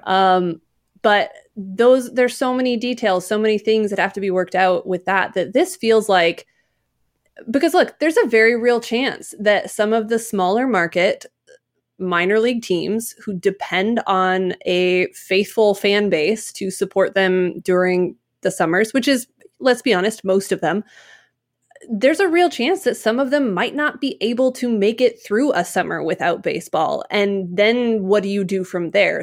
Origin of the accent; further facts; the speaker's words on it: Utah, United States; growing up in Utah at that time